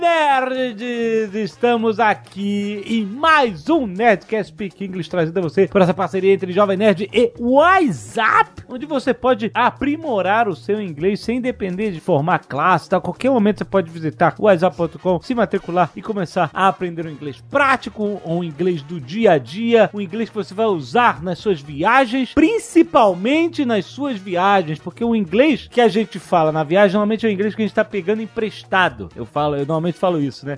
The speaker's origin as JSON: {"language": "Portuguese", "country": "Brazil", "said": "sendo brasileiro"}